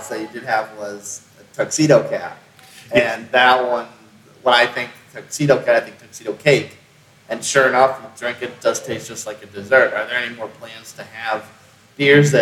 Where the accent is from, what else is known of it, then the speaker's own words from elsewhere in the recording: Northeast, United States; now in Greenville, United States; I'm originally from the Northeast, so pizzas, people kind of take it seriously up there